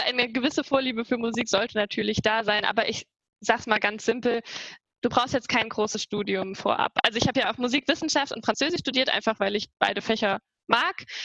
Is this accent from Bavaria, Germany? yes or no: no; Trier, Rhineland-Palatinate, Germany; moved away as an adult; now in Saarbrücken, Germany; ich komme aus Trier